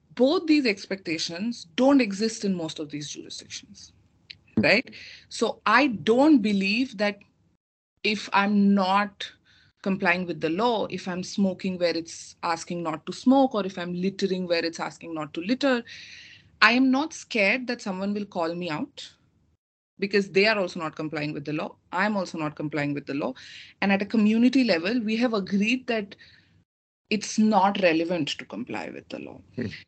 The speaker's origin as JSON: {"language": "English", "country": "India", "moved": "yes", "said": "I come from India and I studied law. My law school, five years of law school was done in India"}